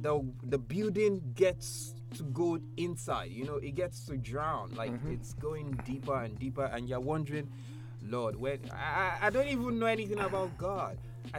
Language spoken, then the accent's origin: English; Lagos, Nigeria; also born or lived in Surulere; I grew up in Makoko. I spent 7 years. Yes, I spent seven good years, solid years. I went to school in Makoko. I grew up, I stayed in Makoko. And I'm not talking the tushness of Makoko. I'm talking about the rural part.